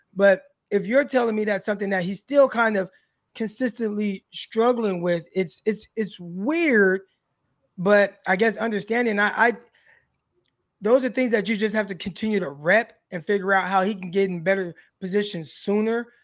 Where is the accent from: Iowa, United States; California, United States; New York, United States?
California, United States; Stockton; I am from Stockton, California.